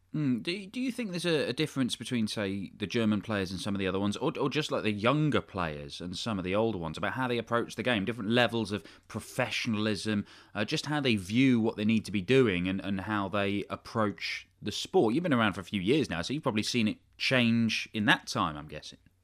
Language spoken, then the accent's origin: English; United Kingdom; as a British person